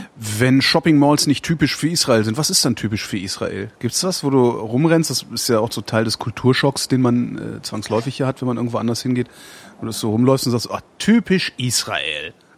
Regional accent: Germany; ich bin Deutscher und wohne in Deutschland

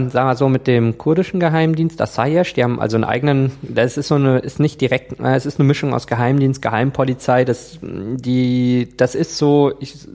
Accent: Germany; Wenn ich dahin fliege, registriere ich mich ja auch immer beim Auswärtigen Amt als Deutscher im Ausland.

